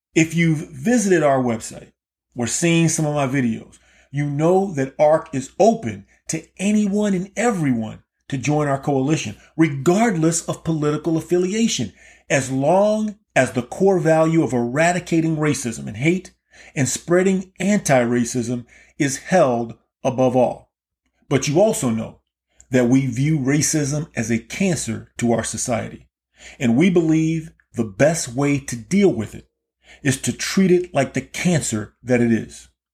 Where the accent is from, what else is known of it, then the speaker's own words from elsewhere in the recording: Key West, Florida, United States; I was born and raised in Key West, Florida.